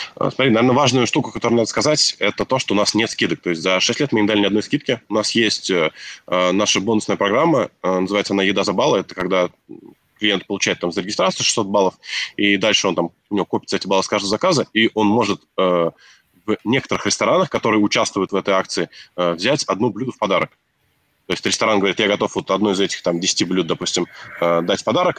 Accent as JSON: {"language": "Russian", "town": "Nizhny Novgorod", "region": "Nizhny Novgorod Oblast", "country": "Russia", "said": "мы сами из регионов, вот там Сергей из Архангельска, я из Нижнего Новгорода"}